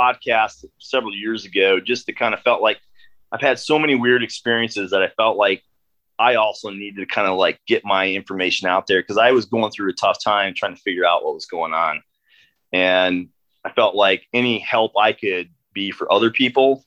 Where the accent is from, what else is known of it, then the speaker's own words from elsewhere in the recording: Northeast Iowa, United States; I grew up, born and raised in Northeast Iowa, a small farming community